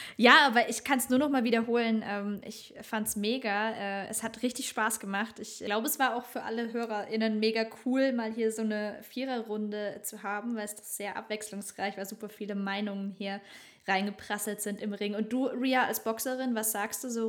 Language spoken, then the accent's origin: German; Germany; bei uns in Deutschland